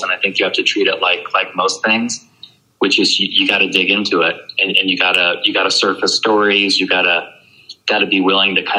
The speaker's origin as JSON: {"language": "English", "town": "Moline", "region": "Illinois", "country": "United States", "tie": "born or raised there", "also_born_or_lived": "Virginia"}